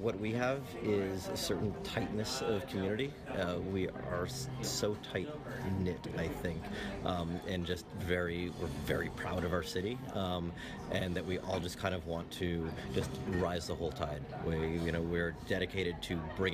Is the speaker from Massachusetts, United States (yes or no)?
yes; Boston, Massachusetts, United States; now in Boston, United States; I am from Boston, Massachusetts.